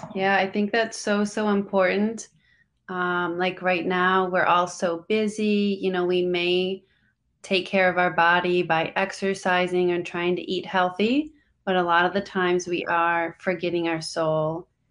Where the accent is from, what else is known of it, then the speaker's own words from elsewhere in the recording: Minnesota, United States; moved away as an adult; now in Orlando, United States; I'm originally from Minnesota